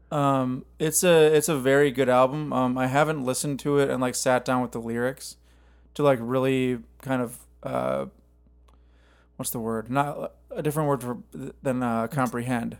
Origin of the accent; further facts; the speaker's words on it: Cottage Grove, Minnesota, United States; now in Nashville, United States; my hometown